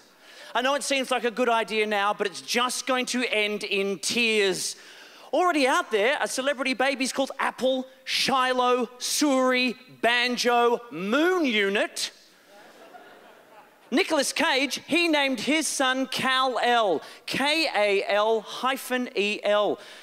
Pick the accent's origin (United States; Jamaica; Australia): Australia; I am Australian